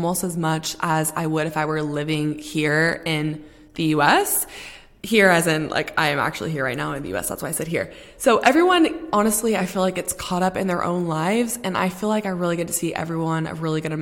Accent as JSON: {"language": "English", "region": "Texas", "country": "United States", "moved": "as an adult", "lives_now": "London, United Kingdom", "said": "home in Texas"}